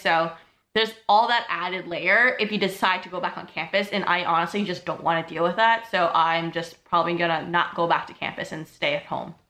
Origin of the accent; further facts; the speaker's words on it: New York City, New York, United States; moved away as an adult; now in Ithaca, United States; I'm from Brooklyn, New York.